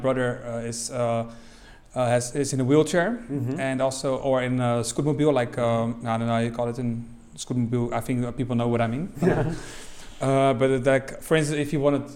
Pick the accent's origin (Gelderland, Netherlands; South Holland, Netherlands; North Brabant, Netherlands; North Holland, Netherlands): South Holland, Netherlands; Rotterdam; I come from Rotterdam